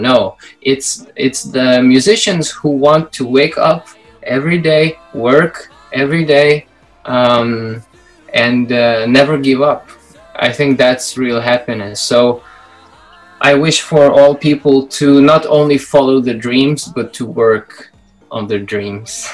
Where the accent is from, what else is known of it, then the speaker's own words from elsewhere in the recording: Minsk, Belarus; I was born in Belarus, Minsk